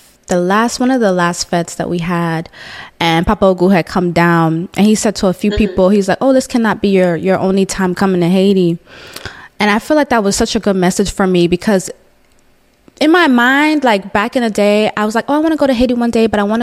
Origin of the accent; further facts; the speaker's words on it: Jamaica; moved away; I'm Jamaican, so I do go back to Jamaica at least once a year